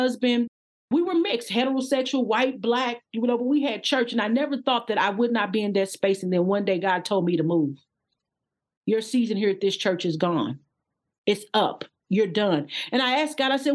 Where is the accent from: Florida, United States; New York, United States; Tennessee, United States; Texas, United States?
Texas, United States; Odessa; I was actually born and pretty much lived there until I was 12 in Odessa, Texas. I'm from Texas